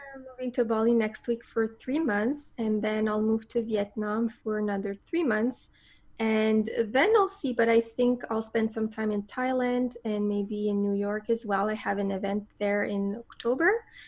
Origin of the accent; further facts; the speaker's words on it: Montreal, Quebec, Canada; moved away as an adult; also born or lived in south of Spain; i came back to my hometown of montreal